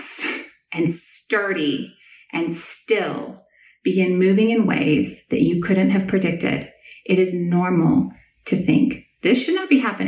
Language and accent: English; Southern California, United States; also born or lived in Nashville; now in Austin, United States; I grew up in Southern California, which, as you may know, has earthquakes.